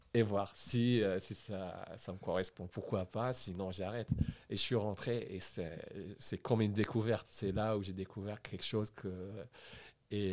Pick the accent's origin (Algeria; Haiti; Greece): Algeria; Sidi Bel Abbès, Sidi Bel Abbès Province; moved away as an adult; also born or lived in Sfisef / Bourges / Paris; Je suis algérien. J'ai grandi en Algérie à Sidi Belabès